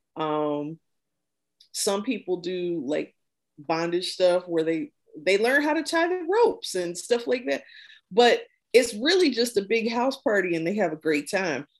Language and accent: English; Midwest, United States; growing up in the Midwest